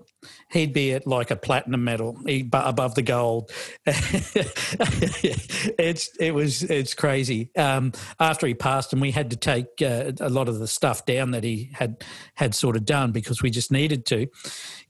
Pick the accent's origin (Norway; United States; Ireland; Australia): Australia; I'm Australian, but, you know, Australian background